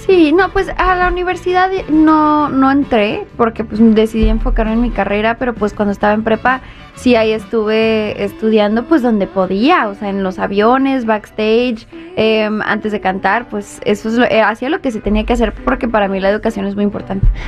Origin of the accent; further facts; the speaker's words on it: Los Angeles, California, United States; moved away; Yo nací en Los Ángeles. Esta es mi casa